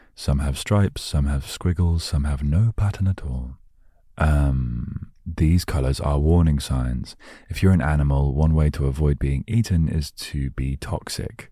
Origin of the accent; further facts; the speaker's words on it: United Kingdom; I'm British